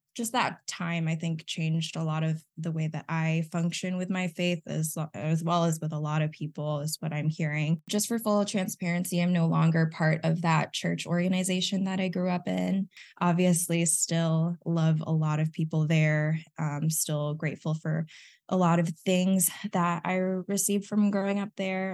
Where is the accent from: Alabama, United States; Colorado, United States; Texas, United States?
Texas, United States; also born or lived in Philippines; I was born in the Philippines, actually, to two full-time ministers at the time. Um, and then when I was about seven, we moved to Texas